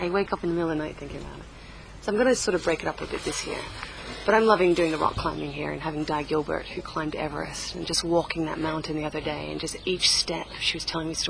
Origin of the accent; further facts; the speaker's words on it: Perth, Western Australia, Australia; now in New York City, United States; So I grew up in Australia. I live in New York City now.